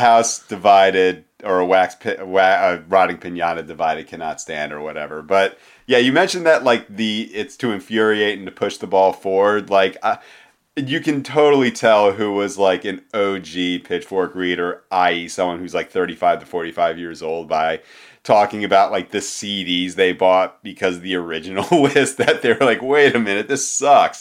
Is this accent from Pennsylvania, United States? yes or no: yes; Philadelphia, Pennsylvania, United States; I grew up in Philadelphia in the nineteen nineties